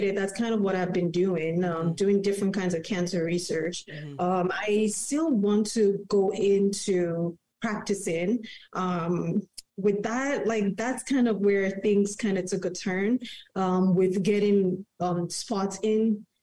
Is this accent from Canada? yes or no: yes; Canada; also born or lived in Manhattan, New York / Toronto; I'm Canadian